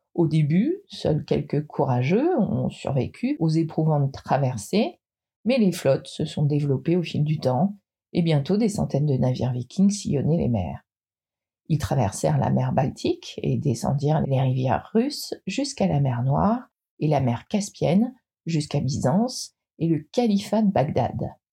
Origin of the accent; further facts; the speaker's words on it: Brittany, France; je suis bretonne